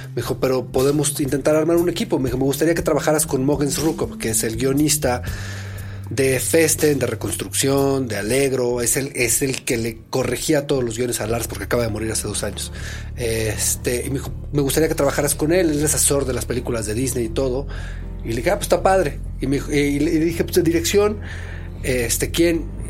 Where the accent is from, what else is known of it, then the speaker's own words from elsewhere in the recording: Mexico; soy mexicano, soy director